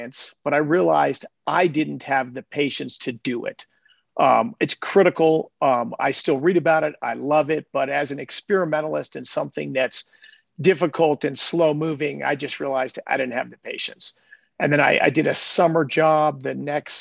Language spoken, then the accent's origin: English; Denver, Colorado, United States; I grew up in Denver, Colorado